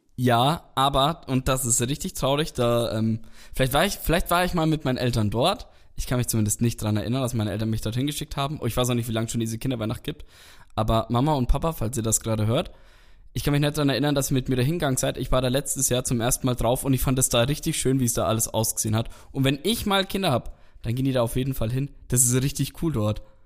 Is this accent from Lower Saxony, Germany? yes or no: no; Nuremberg, Bavaria, Germany; ich bin eigentlich auch gebürtiger Nürnberger